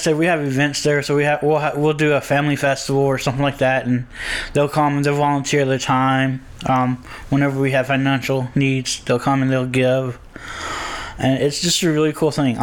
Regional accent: Singer and Fields, Southwest Louisiana, United States; also born or lived in Sulphur, Louisiana / Lake Charles, Louisiana; I'm from Southwest Louisiana. I grew up in two small towns of Singer and Fields

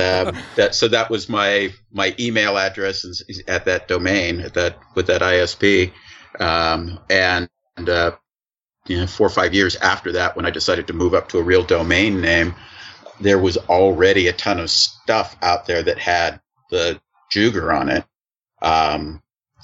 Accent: Sonoma County, California, United States; moved away; Sonoma County. If you read about the recent wildfires in the news, the first city that destroyed was actually my hometown

